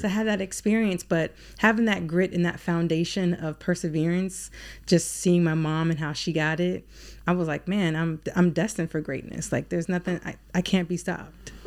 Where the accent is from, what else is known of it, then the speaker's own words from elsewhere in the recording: Alexandria, Virginia, United States; moved away as an adult; now in Baltimore, United States; living in Alexandria, Virginia, where I was born and raised